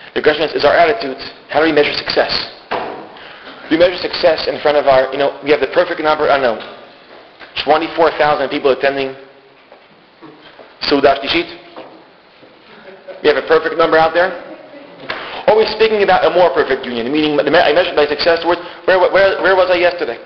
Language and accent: English; Israel; I'm Israeli. And don't let my accent, I fake a good accent.